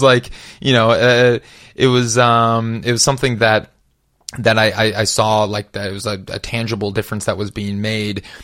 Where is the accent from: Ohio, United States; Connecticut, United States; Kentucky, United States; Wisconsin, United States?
Wisconsin, United States; Madison; moved away as an adult; also born or lived in Minneapolis, Minnesota; I grew up in Wisconsin